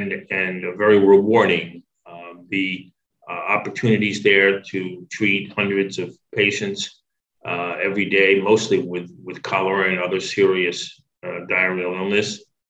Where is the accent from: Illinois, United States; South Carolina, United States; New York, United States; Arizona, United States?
New York, United States; Long Island; moved away as an adult; also born or lived in Brooklyn, New York City / Massachusetts; I was born in Brooklyn, in New York City, lived there for the first 5 years of my life. And then my family moved out to Long Island, where I spent the rest of my youth.